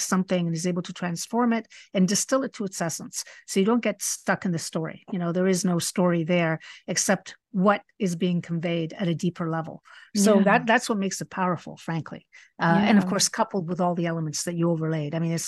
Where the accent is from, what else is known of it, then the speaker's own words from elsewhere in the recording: Spain; I was raised partially in Spain, and it was a little bit more oppressive then.